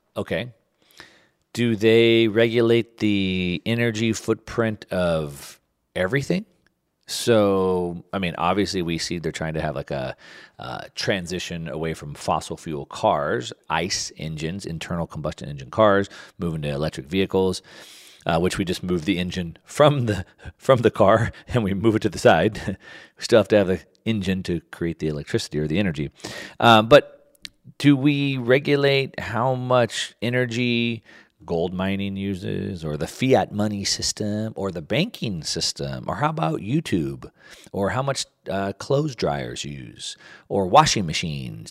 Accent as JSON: {"language": "English", "country": "United States", "tie": "born or raised there", "said": "growing up in the United States"}